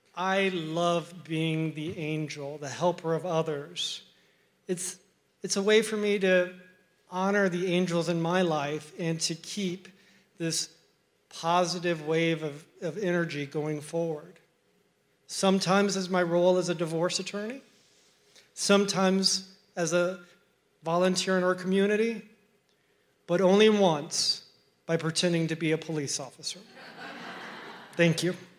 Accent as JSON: {"language": "English", "town": "Miami", "region": "Florida", "country": "United States", "tie": "born or raised there", "said": "when I grew up in Miami, I had an older sister and two parents who loved me very much"}